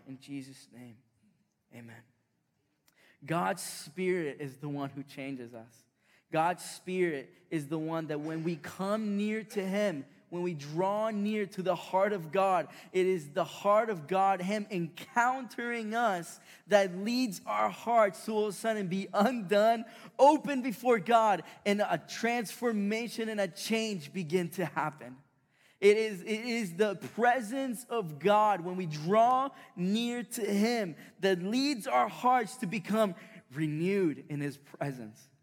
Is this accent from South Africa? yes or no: no; Chile; moved away; I grew up in South America, in Chile